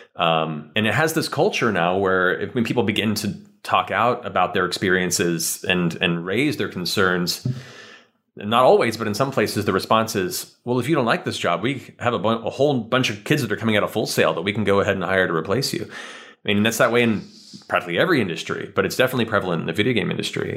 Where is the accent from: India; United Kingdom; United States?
United States; California; also born or lived in Florida; we moved from Florida to California when I was nine